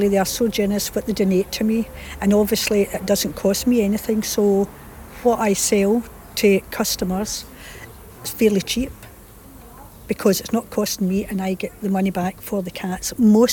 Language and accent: English; Paisley, Scotland, United Kingdom; moved away as an adult; also born or lived in Colchester, England; now in Northern Cyprus; I come from Paisley, born and bred in Paisley, west of Scotland